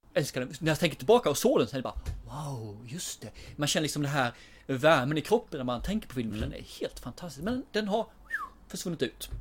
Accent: Småland, Sweden; jag är smålänning

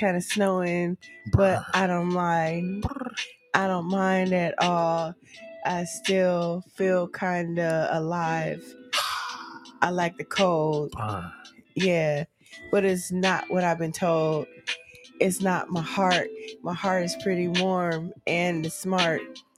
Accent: the Bay Area, California, United States; I'm from California, so I grew up with friends from India.

